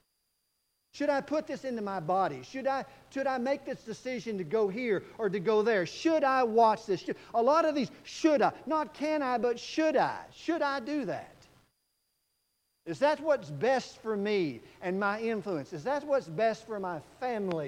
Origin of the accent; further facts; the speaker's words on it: Texas, United States; I'm from Texas